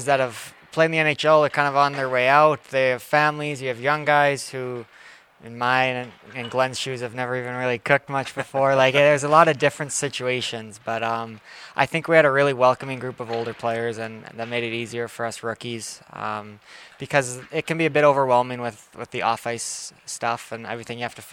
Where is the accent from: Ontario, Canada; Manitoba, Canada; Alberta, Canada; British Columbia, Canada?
Alberta, Canada; Calgary; I'm from Calgary, so a no-brainer to kind of stick here